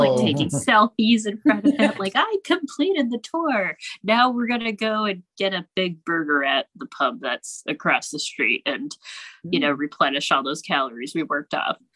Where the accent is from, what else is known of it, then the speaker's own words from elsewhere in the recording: Pittsburgh, Pennsylvania, United States; now in Ohio, United States; my hometown when I was back here doing a show last summer